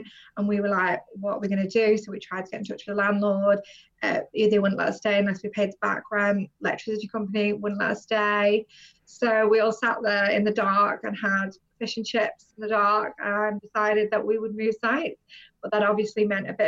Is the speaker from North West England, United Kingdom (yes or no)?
yes; North West England, United Kingdom; moved away as an adult; also born or lived in London / Cayman Islands; I've always lived in the northwest of England, moved around a little bit that way